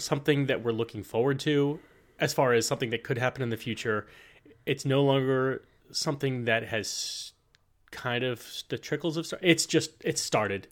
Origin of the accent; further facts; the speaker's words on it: United States; we're American